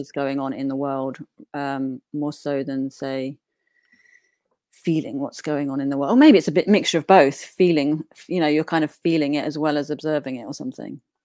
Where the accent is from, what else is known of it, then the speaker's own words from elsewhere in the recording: Newport, East of England, United Kingdom; also born or lived in outskirts of east London; now in London, United Kingdom; I grew up in a little village, um, called Newport, Essex